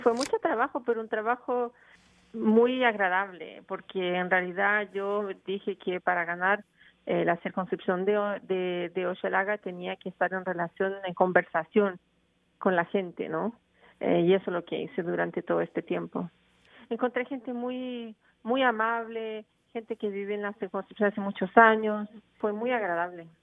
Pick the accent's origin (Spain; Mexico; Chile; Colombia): Chile; now in Montreal, Canada; yo soy chilena